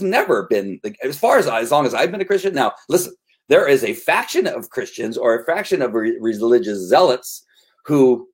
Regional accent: United States; I'm American

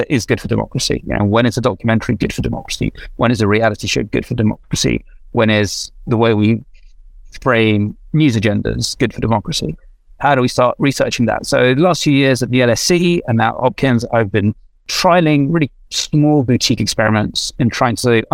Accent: London, United Kingdom; moved away as an adult; also born or lived in Kyiv, Ukraine / Moscow, Russia; now in United States; I ended up growing up in London because my dad got a job at the BBC World Service. So I'm accidentally British

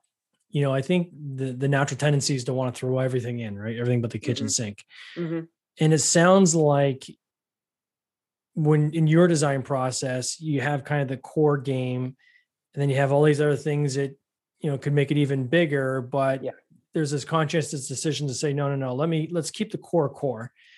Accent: Canada; I'm Canadian. But, of course, I know Cool Runnings.

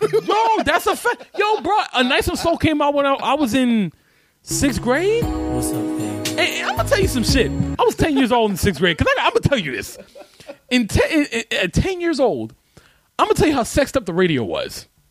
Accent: New York City, New York, United States; I grew up in Spanish Harlem

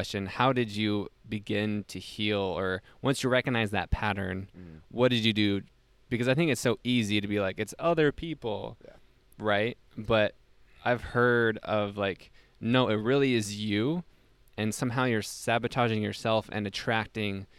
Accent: Salt Lake City, Utah, United States; moved away as an adult; also born or lived in East Coast; born and raised in Salt Lake City, Utah, I was recruited for a job to the East Coast

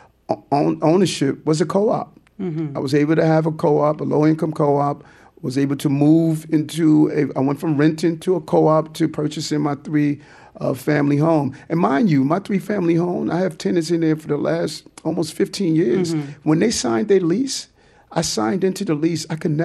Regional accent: New York City, New York, United States; I grew up in Brooklyn

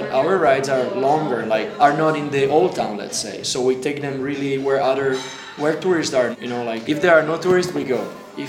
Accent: Italy; moved away as an adult; also born or lived in Alps; now in Czech Republic; I'm now 36 and I'm originally from Italy. I'm now a Czech citizen married with Denisa

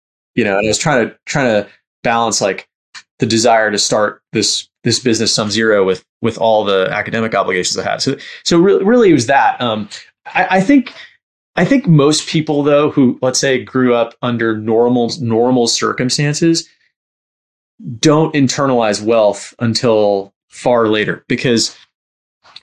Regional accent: New York City, New York, United States; I grew up in Bayside, Queens, which is like close to Long Island, but sort of still in the city.

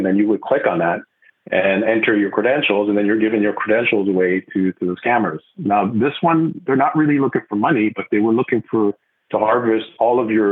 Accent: Montreal, Quebec, Canada; first language French; English is a second language; moved away as an adult; now in Vancouver, Canada; I'm originally from the East Coast, Montreal, so I'm a French speaker

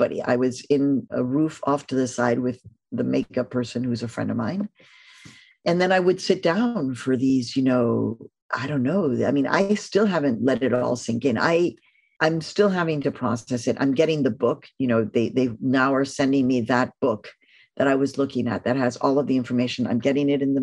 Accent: Mexico; moved away; all of my cousins that I grew up with in Mexico

